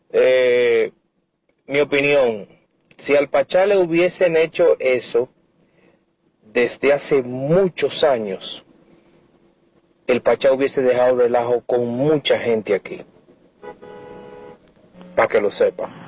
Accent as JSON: {"language": "Spanish", "country": "Mexico", "said": "yo soy mexicano y, yo, no sé mucho de República Dominicana en política"}